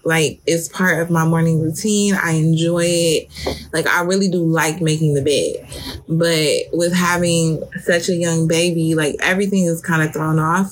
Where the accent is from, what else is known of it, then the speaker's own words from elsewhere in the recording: Detroit, Michigan, United States; I grew up in Detroit. Um, for those of you who don't know, and I'm from the east side of Detroit.